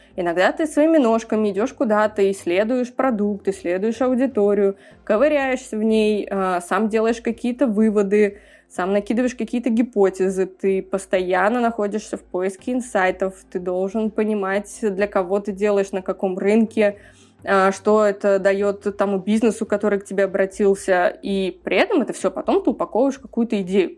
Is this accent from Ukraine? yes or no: no; Tashkent, Uzbekistan; also born or lived in Kazakhstan; я выросла на Максима Горького, где всегда был такой очень европейский район, но при этом я ездила и на Челанзар, и была в очень разных закутках нашего города